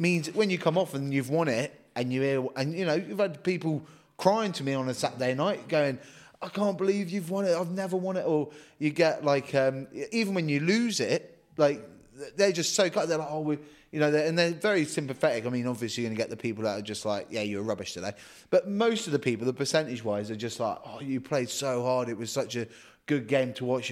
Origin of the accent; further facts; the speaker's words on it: Guernsey; I'm from Guernsey, from Jersey